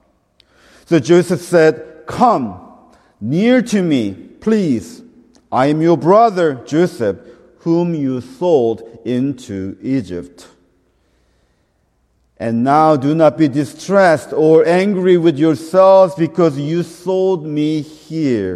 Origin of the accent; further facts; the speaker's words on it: South Korea; moved away; I'm from Korea. I'm Korean.